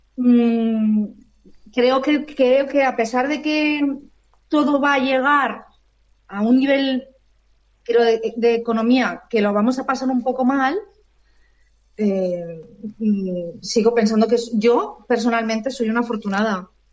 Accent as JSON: {"language": "Spanish", "town": "Alicante", "region": "Valencian Community", "country": "Spain", "tie": "born or raised there", "said": "nací en Alicante y mi familia también es de aquí en Alicante. Y y llevo aquí viviendo"}